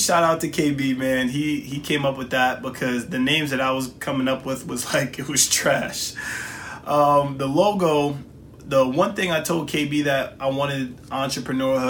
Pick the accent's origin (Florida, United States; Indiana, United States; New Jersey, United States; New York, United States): New York, United States; New York City; also born or lived in Jamaica; I'm from New York City, Southside, Jamaica, Queens